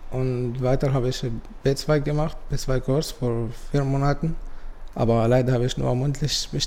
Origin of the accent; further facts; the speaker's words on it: Syria; German is a second language; now in Germany; ich bin 24 Jahre alt und ich bin Palästinenser, aber in Syrien geboren und aufgewachsen.